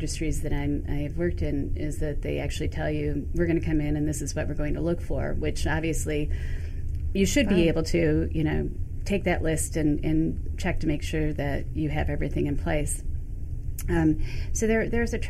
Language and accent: English; Michigan, United States; also born or lived in New York City; now in New York, United States; Growing up in Michigan, I used to come to Canada all the time.